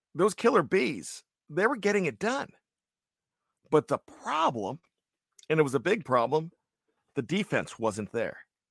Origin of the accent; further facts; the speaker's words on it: Johnstown, Pennsylvania, United States; I grew up in Johnstown, Pennsylvania